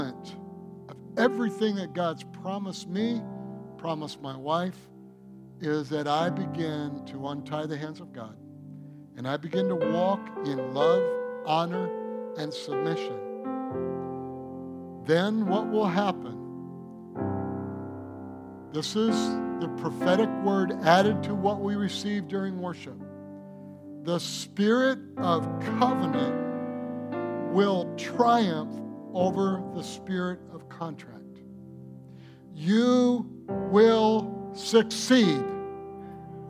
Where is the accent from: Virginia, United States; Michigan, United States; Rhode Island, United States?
Michigan, United States; I'm from Michigan. And we talk like that a lot.